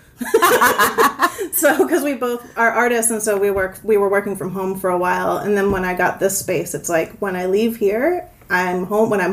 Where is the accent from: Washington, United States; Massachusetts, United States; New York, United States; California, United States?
Massachusetts, United States; Somerville; also born or lived in Baltimore, Maryland; I grew up in Somerville, Massachusetts, actually in Davis Square.